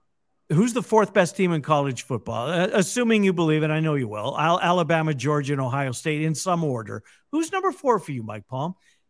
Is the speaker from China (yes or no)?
no; Canada; moved away; Growing up in Canada, we watched one college football game a year